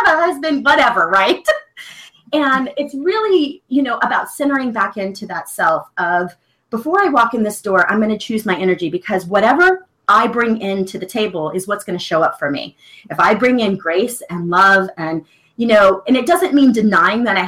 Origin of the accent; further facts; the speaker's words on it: the South, United States; I was raised in the South, and, you know, pretty little Southern girl, stays quiet